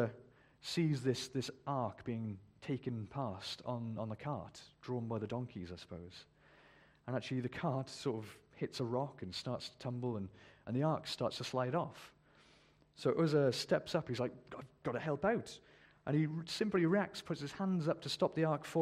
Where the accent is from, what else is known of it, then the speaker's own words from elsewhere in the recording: United Kingdom; We're very British. We don't boast, you know, we're British